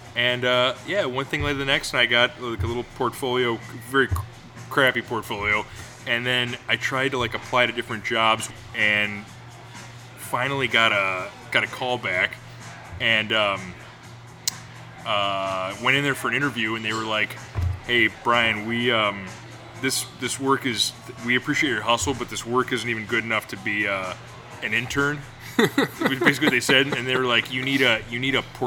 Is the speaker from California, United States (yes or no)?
no; Rochester, New York, United States; I grew up in Rochester, New York, and went to college in upstate New York as well